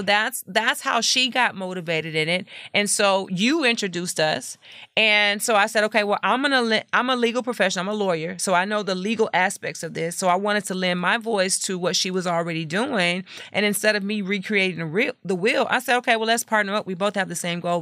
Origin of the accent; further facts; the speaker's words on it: Lake Jackson, Texas, United States; moved away as an adult; now in Houston, United States; I am from Lake Jackson, Texas